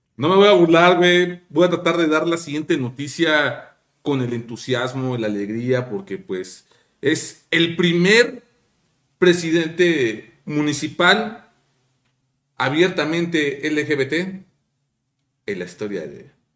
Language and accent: Spanish; Mexico; como mexicano